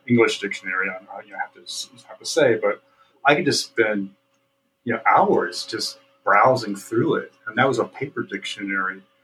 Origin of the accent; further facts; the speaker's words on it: Central Indiana, United States; my immediate culture of growing up in Central Indiana